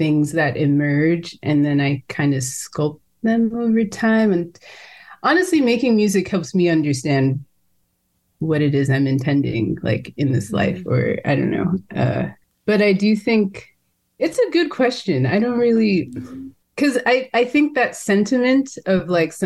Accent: California, United States; growing up in California.

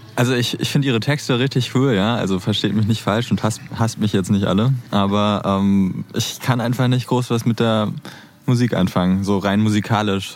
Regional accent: Berlin, Germany; also born or lived in Neukölln, Berlin; Born bin ich sogar auch hier in, in Neukölln, ja, aber auch aufgewachsen in, in Kreuzberg

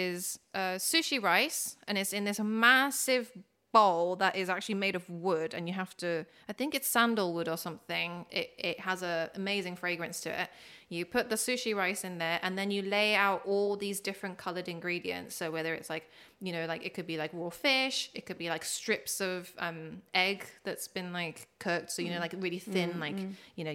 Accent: London, United Kingdom; also born or lived in Niigata, Japan / Tokyo, Japan; I grew up near Chalk Farm

